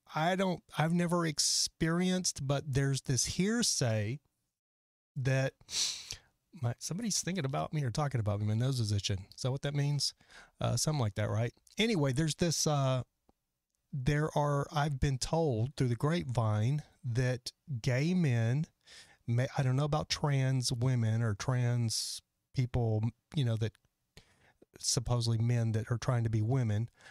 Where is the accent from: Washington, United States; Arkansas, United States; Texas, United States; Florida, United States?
Texas, United States; now in Los Angeles, United States; I'm from Texas.